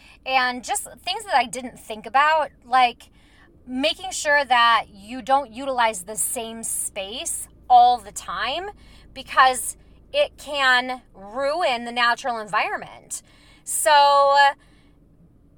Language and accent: English; Minnesota, United States; I'm from Minnesota